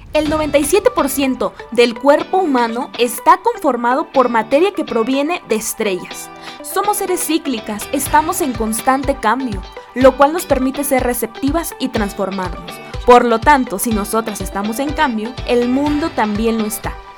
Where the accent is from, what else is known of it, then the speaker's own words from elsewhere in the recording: Guerrero, Mexico; en el estado de Guerrero, que es mi, mi estado